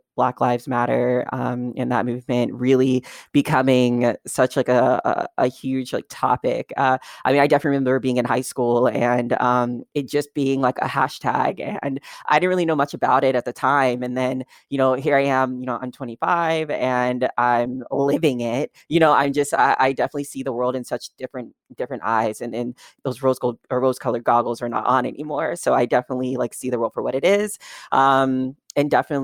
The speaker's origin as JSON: {"language": "English", "region": "Kentucky", "country": "United States", "tie": "born or raised there", "moved": "yes", "lives_now": "Los Angeles, United States", "said": "I'm in Los Angeles now, but I grew up in Kentucky, which is considered more of like a southern state."}